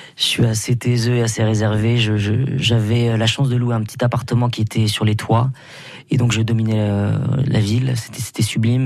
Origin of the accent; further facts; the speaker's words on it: Basque Country, Nouvelle-Aquitaine, France; moved away as an adult; now in Paris, France; ça fait 15 ans que j'habite à Paris Paris, 18 ans que j'ai quitté le Pays Basque